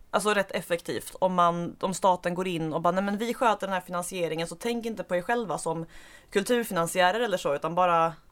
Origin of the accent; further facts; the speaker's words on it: Skåne, Sweden; accent: Skåne dialect; jag gjorde mig med flit och till min egen eh, nuvarande ånger av med en rejäl bit av min dialekt. Det är förstås trist för alla som går miste om att höra skånska